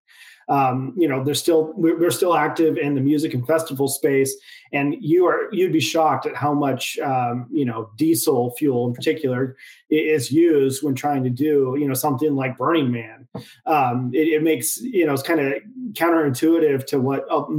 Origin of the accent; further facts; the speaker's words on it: Idaho, United States; now in San Diego, United States; I now live in San Diego, California, but, you know, born and raised in Idaho